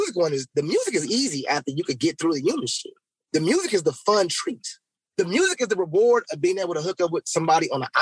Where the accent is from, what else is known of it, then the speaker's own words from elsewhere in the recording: Los Angeles, California, United States; I'm from South Central